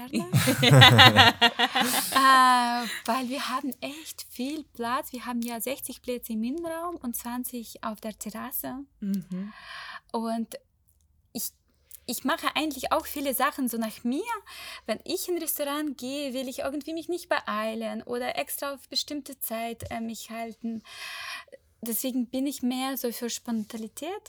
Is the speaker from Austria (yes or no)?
no; Ukraine; German is a second language; Der wusste auch nicht, dass ich Ukrainerin bin